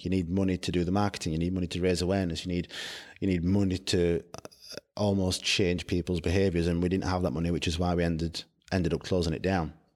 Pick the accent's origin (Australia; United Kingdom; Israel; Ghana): United Kingdom; also born or lived in London; I come from Barnes, as you said, it's, we're one hundred and eighty miles away from London.